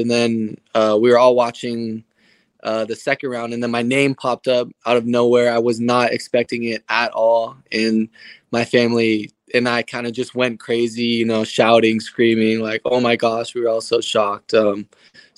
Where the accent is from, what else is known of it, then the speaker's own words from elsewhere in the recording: Portland, Oregon, United States; moved away as an adult; also born or lived in Seattle, Washington; now in Charlotte, United States; I grew up in Portland and played in the Portland Timbers Academy